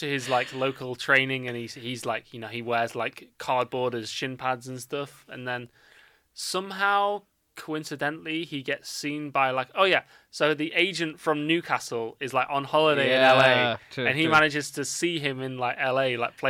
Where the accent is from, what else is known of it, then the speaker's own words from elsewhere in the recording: India; I love being Indian.